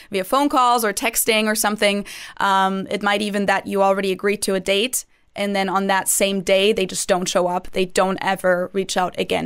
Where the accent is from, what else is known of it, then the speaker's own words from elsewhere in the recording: Munich, Bavaria, Germany; moved away as an adult; now in Cincinnati, United States; I am from Munich. That's also where I went to university.